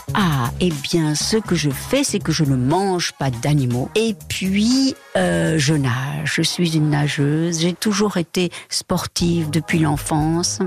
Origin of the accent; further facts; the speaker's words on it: Mexico; first language Spanish; French is a second language; moved away as an adult; now in France; je parle très bien l'espagnol et que c'est ma première langue et que j'ai vécu 18 ans au Mexique